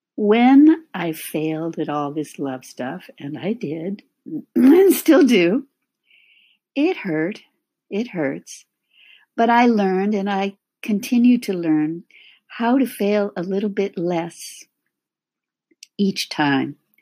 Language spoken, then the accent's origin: English; California, United States; moved away as an adult; also born or lived in San Francisco Bay Area / Los Angeles / Midwest; I was born and raised in California